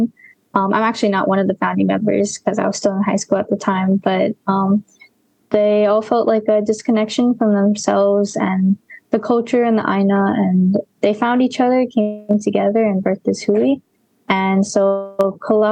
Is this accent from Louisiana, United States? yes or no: no; Mililani, Hawaii, United States; also born or lived in Kapahulu; I grew up in Mililani, Oahu.